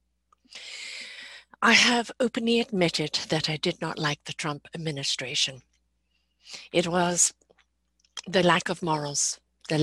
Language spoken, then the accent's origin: English; Canada; I'm a Canadian